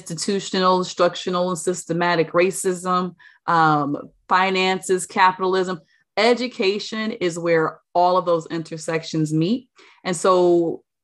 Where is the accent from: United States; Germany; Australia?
United States; Maple Heights, Ohio; moved away; also born or lived in Newark, New Jersey; Maple Heights, Ohio is a suburb of Cleveland. I don't really claim the maple so much as I claim the Cleveland